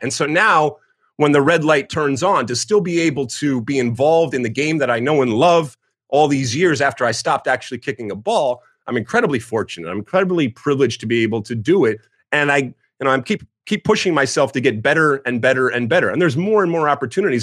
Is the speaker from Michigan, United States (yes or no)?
yes; right outside of Detroit, Michigan, United States; moved away as an adult; I grew up in Michigan, right outside of uh, Detroit